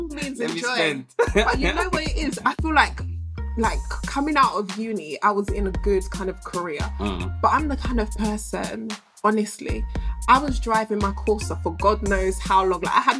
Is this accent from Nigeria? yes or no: yes; Nigeria; I feel like being Nigerian like us, often there are certain career paths that our family or our parents, you know, expect of us.